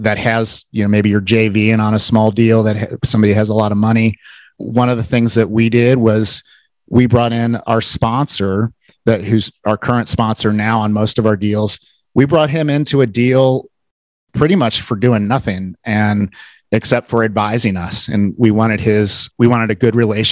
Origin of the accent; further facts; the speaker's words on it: Cincinnati, Ohio, United States; I am from Cincinnati